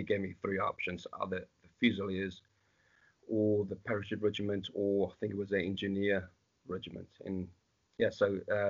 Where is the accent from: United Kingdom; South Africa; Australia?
South Africa; moved away as an adult; also born or lived in Johannesburg; Grew up in South Africa. I was born and raised in South Africa. I left the country. It was in 2000